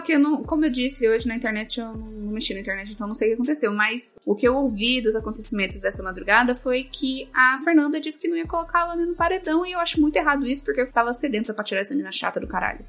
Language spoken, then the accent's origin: Portuguese; Caraguatatuba, São Paulo, Brazil; eu sou de Caraguatatuba